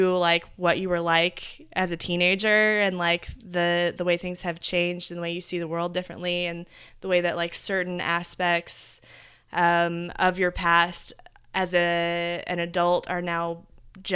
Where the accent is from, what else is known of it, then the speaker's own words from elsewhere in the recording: Midwest, United States; So and as modern as we are, like growing up in the Midwest, like you still kind of feel like there's a certain thing that you get to do when you grow up